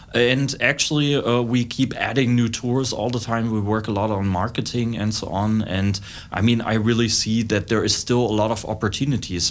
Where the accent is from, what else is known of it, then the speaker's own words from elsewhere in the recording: East Germany, Germany; English is a second language; moved away as an adult; also born or lived in Leipzig; now in Lviv, Ukraine; I'm myself from East Germany